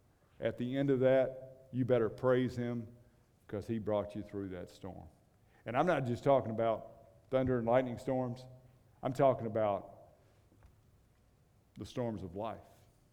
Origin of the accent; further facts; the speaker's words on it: Kansas, United States; and I came from one of those states. You remember where Dorothy is? She's still flying somewhere. We came from Kansas, and it's one of those bad states.